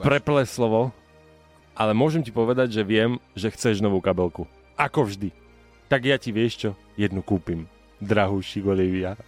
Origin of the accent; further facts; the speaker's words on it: eastern Slovakia, Slovakia; u nás na východe sú na to ľudia hrdí